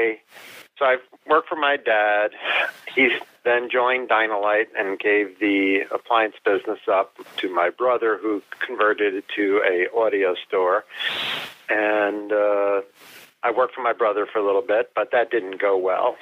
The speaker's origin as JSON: {"language": "English", "town": "Union", "region": "New Jersey", "country": "United States", "tie": "born or raised there", "said": "I grew up in New Jersey"}